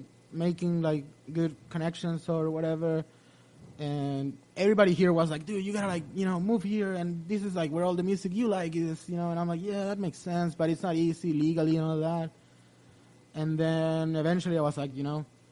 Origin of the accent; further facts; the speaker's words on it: Chile; moved away as an adult; now in United States; me as a Chilean growing up in Chile